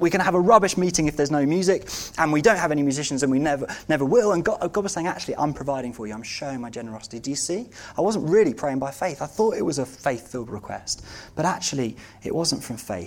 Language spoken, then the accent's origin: English; United Kingdom; we as British Christians